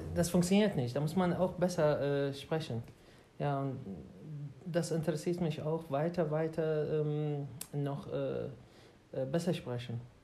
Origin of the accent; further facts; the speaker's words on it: Baghdad, Baghdad Governorate, Iraq; German is a second language; moved away as an adult; now in Germany; ich komme aus äh, Irak, aus Bagdad. Und äh, ja, ich bin ungefähr seit sechs Jahren in Deutschland